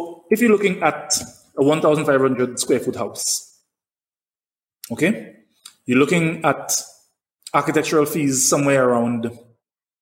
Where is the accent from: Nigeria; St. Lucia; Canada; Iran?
St. Lucia